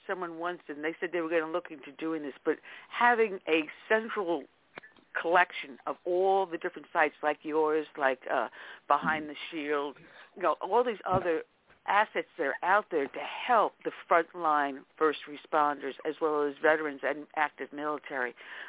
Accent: Westbury, New York, United States; moved away; also born or lived in Brentwood, New York; we moved from Brentwood over into Westbury, and I graduated out of Westbury

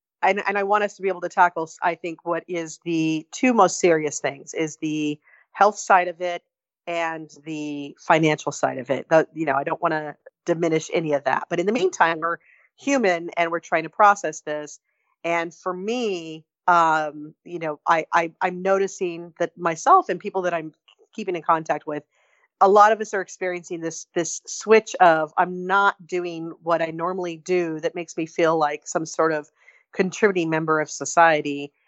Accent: Barstow, California, United States; A lot of meth going on in my hometown, I'll just say that.

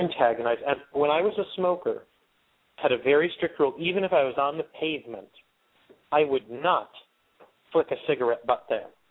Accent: Wyoming, Pennsylvania, United States; my hometown of Wyoming, Pennsylvania

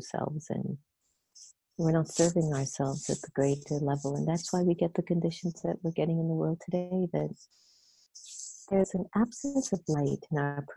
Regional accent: Jamaica; now in United States; I'm Jamaican. And I was born in Jamaica, but my dad's from India and my mother's African

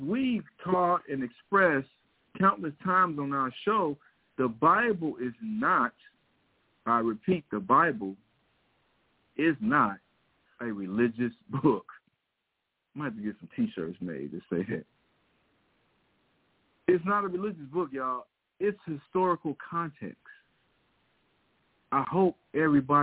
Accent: Missouri, United States; I grew up in Missouri

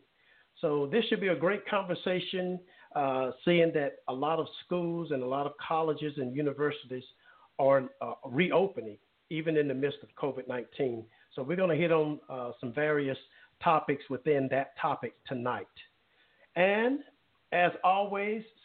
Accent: Alabama, United States; Mobile, Alabama, my home state

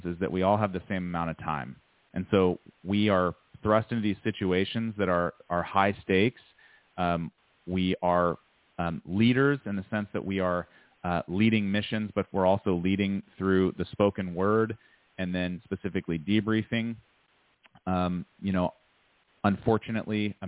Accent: United States; be an American citizen and to live in this country

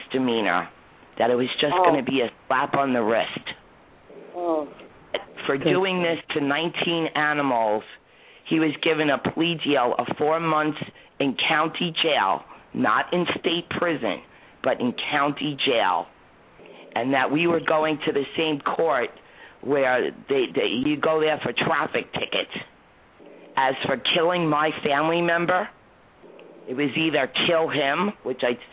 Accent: New York, United States; I'm a New Yorker

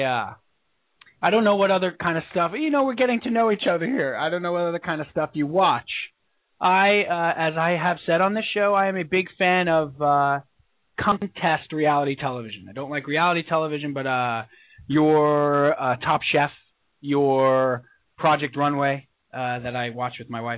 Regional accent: Commack, New York, United States; I grew up on Long Island. There was a Taco Bell across the street from my house

